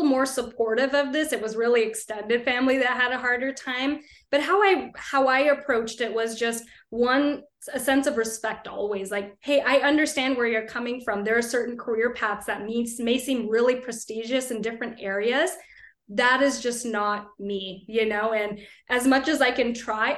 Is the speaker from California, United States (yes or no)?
yes; Bay Area, California, United States; also born or lived in Sacramento, California; born and raised in the Bay Area in California